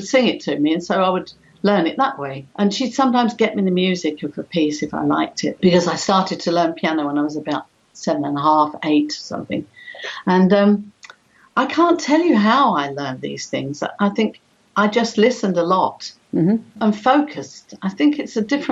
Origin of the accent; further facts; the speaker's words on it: London, United Kingdom; I was born in the East End of London, very, very underprivileged people there, but very, very gregarious. All the families would get together